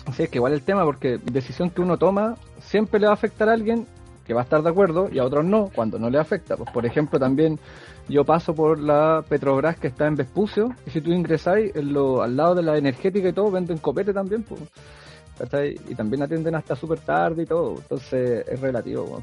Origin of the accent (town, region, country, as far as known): Chile